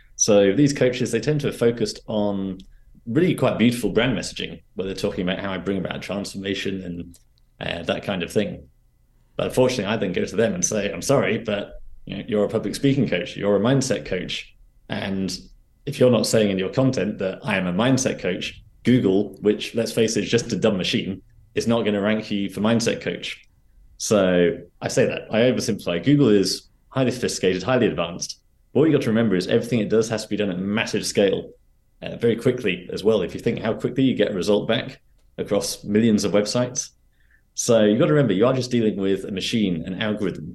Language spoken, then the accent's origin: English; Reading, South East England, United Kingdom; moved away as an adult; also born or lived in London; I was back in my hometown in Reading